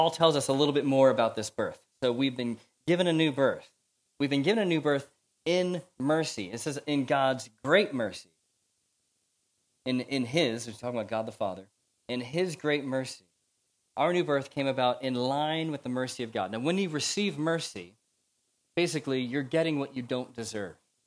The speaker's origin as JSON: {"language": "English", "country": "United States", "accent": "American", "moved": "yes", "lives_now": "United Kingdom", "said": "you can tell from my accent, I'm America"}